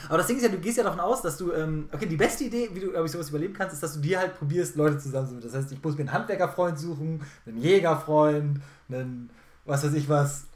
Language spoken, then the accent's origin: German; Germany; als Deutscher